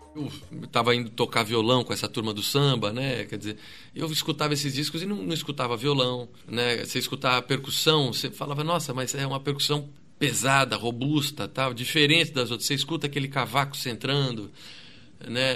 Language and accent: Portuguese; São Caetano do Sul, São Paulo, Brazil; eu sou lá do, do ABC, eu sou de São Caetano